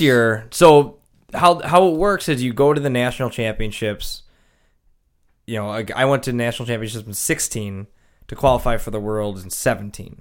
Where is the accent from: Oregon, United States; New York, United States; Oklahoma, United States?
New York, United States; Kenmore; also born or lived in Anaheim, California / Charlotte; I'm from Kenmore.